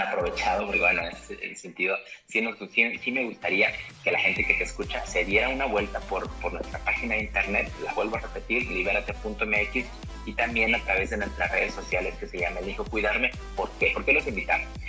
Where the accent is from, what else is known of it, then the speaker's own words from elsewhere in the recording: Mexico; como población mexicana